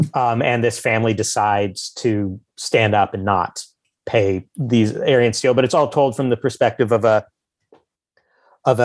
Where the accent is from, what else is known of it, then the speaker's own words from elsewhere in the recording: the Ozarks, United States; moved away; I am originally from the Ozarks. I kind of did grow up in a redneck white trash environment.